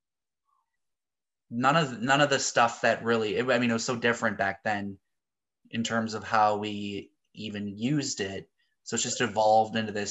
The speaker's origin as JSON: {"language": "English", "town": "Hastings", "region": "Minnesota", "country": "United States", "tie": "born or raised there", "also_born_or_lived": "Saint Paul, Minnesota / Apple Valley, Minnesota / Inver Grove Heights, Minnesota", "moved": "as an adult", "lives_now": "Milwaukee, United States", "said": "I'm originally from Minnesota. So I grew up in a town called Hastings, about 20,000 people right on the Mississippi River."}